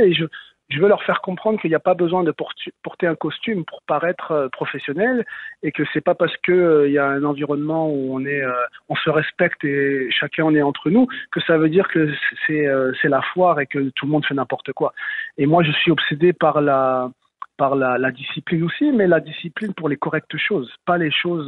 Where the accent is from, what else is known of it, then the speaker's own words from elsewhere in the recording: Lyon, Auvergne-Rhône-Alpes, France; moved away as an adult; now in Montreal, Canada; Moi, je suis de Lyon